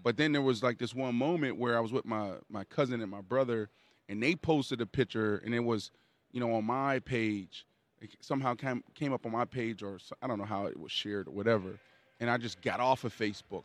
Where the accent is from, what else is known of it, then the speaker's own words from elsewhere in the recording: Pittsburgh, Pennsylvania, United States; I grew up in Pittsburgh, Pennsylvania.